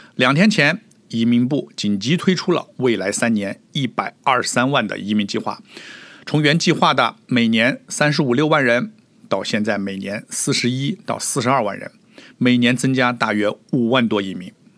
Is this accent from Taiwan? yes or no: no; China; now in Toronto, Canada; 我们中国人